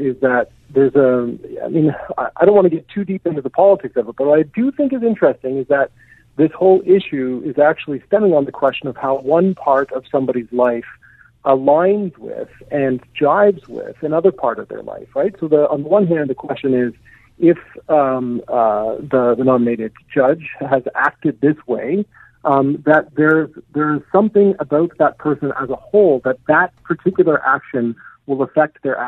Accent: Canada; as a Canadian

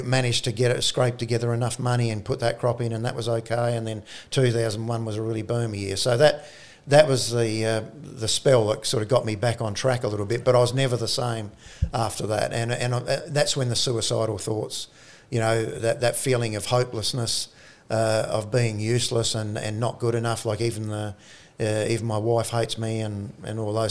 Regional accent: South Australia, Australia; also born or lived in Orroroo, South Australia

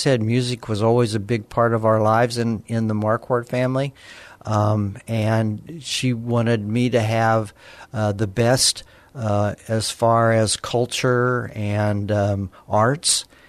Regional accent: Alamogordo, New Mexico, United States; I was born in Alamogordo, New Mexico, and born and raised there, went to public high school there, went to the University of New Mexico

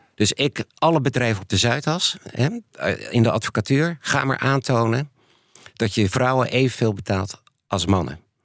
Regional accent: Netherlands; also born or lived in United States

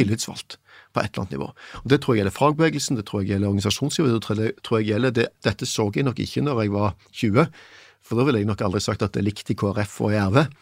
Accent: Stavanger, Vestlandet, Norway; moved away; jeg vokste opp på Vestlandet med en skamkultur rundt meg

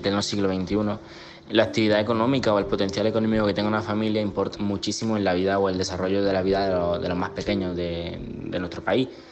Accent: Huércal-Overa, Andalusia, Spain; soy de Huercalovera, un pueblo en la provincia de Almería, en Andalucía

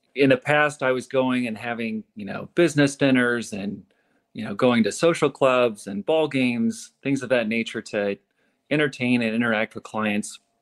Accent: St. Louis, Missouri, United States; growing up in St. Louis, coming back here after spending, you know, seven seven years away from St. Louis

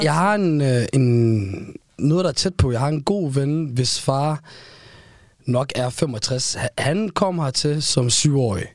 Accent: Aarhus, Central Denmark Region, Denmark; da jeg voksede op i Parken

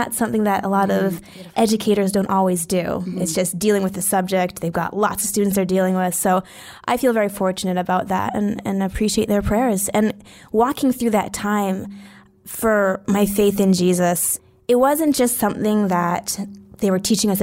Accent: Edmonton, Alberta, Canada; I grew up in Edmonton, Alberta. For people listening internationally, that's in Canada

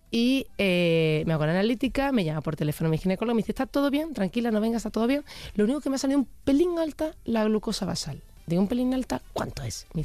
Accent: Germany; yo me hago una analítica al año porque yo soy alemana

